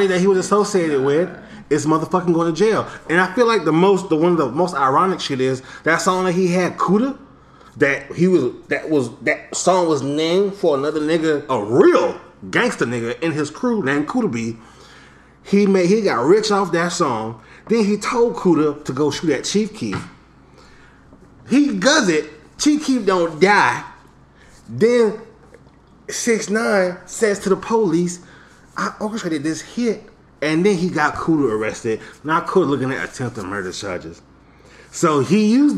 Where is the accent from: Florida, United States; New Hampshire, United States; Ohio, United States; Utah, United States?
Florida, United States; I'm from Florida